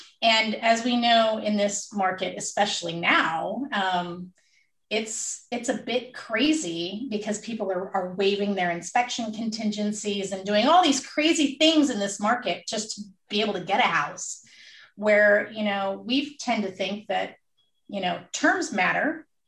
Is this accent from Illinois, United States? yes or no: no; California, United States; We came from the Bay Area originally